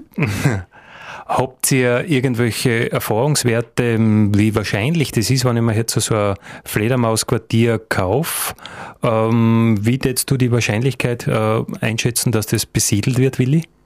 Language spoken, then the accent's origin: German; Styria, Austria; bei uns in der Steiermark oder in Österreich